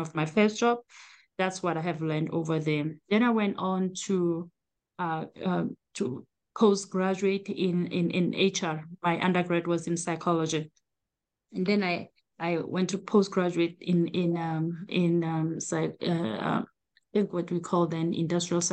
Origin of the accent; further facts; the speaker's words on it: South Africa; moved away as an adult; now in United States; I am originally from South Africa, born and raised.